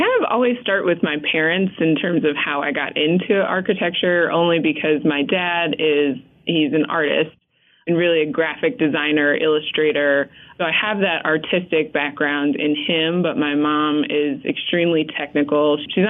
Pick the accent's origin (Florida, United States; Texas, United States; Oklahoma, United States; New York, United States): New York, United States; also born or lived in New Jersey / Atlanta; I'm technically from New York and New Jersey by way of Atlanta